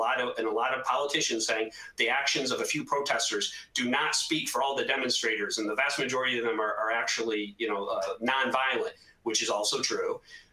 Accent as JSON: {"language": "English", "region": "Northeast", "country": "United States", "said": "I'm from the Northeast"}